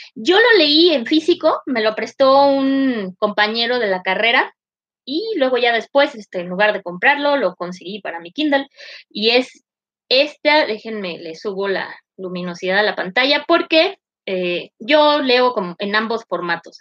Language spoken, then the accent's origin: Spanish; northern Mexico, Mexico; first language Spanish; soy norteña